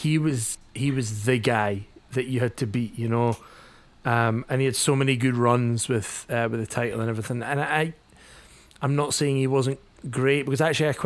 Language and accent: English; Scotland, United Kingdom; I am Scottish